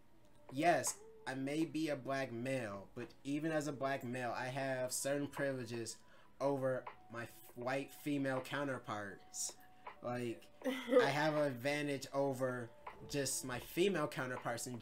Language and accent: English; St. Louis Park, Minnesota, United States; growing up in St. Louis Park